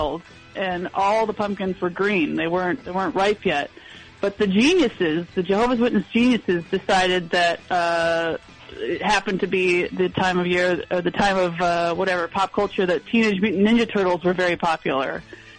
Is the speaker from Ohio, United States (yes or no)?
no; Colorado, United States; where I grew up in Colorado, there was a farm